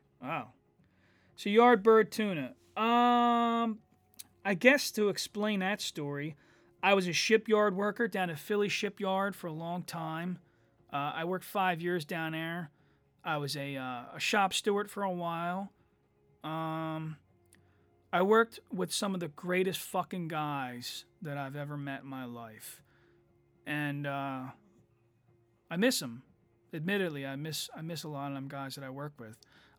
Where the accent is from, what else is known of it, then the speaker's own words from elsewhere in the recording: Ireland; I made a joke about how I'm Irish